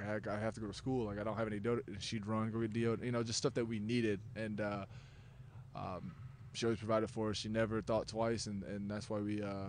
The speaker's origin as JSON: {"language": "English", "town": "Fostoria", "region": "Ohio", "country": "United States", "tie": "born or raised there", "said": "Like I said, small town, blue collar community."}